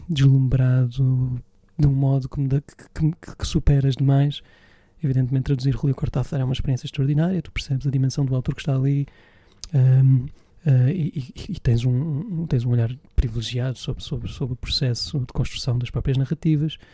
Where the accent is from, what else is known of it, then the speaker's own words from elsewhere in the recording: Évora, Alentejo, Portugal; em Évora, de onde sou natural